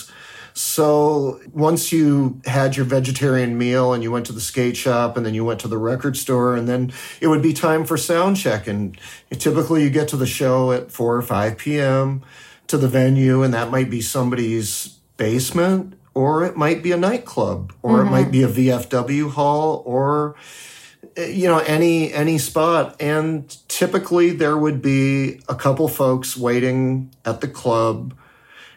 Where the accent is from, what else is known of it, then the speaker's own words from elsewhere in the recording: United States; also born or lived in Washington, D.C. / Berlin, Germany; now in San Francisco, United States; I grew up on the Canadian border, but I've never worked in Canada